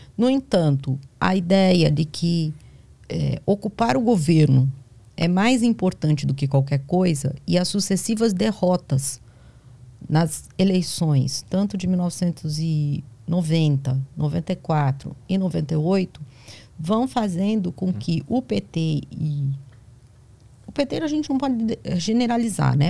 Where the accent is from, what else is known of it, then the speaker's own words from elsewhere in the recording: São Paulo, Brazil; moved away as an adult; now in Bahia, Brazil; Eu sou paulista